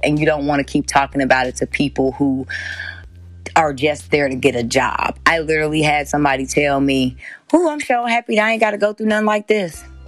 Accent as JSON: {"language": "English", "town": "Kenosha", "region": "Wisconsin", "country": "United States", "tie": "born or raised there", "said": "I grew up in Kenosha, Wisconsin"}